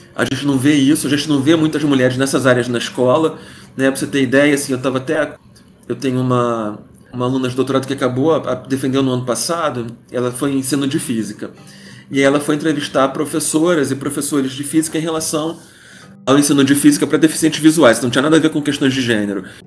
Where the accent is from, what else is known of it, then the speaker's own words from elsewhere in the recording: Rio de Janeiro, Brazil; cresci no Rio de Janeiro